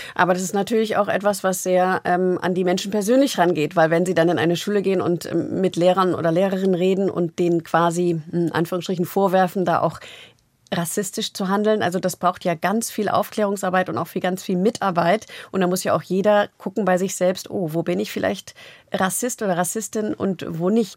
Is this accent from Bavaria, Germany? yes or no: no; Berlin, Germany; als Berlinerin